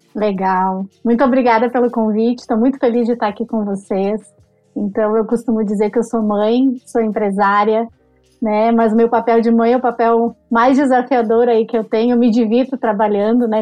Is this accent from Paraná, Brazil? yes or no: no; Caxias do Sul, Rio Grande do Sul, Brazil; moved away as an adult; also born or lived in Porto Alegre; now in São Paulo, Brazil; sou de Caxias do Sul. Fiz todo o meu primeiro, segundo grau lá, estudei lá, e aí me mudei para Porto Alegre, foi onde eu também morei desde os 16 anos